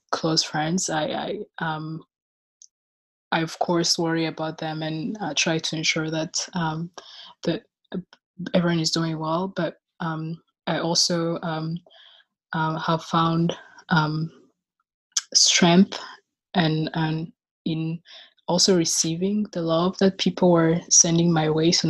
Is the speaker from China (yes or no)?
no; Rwanda; now in Chicago, United States; I am from Rwanda. And last year I graduated from the University of Chicago, where I was studying philosophy, and I currently live in Chicago.